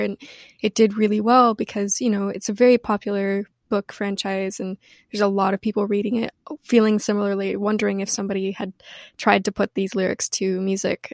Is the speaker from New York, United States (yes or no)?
no; Missoula, Montana, United States; moved away; also born or lived in Washington; I grew up in Washington and in Montana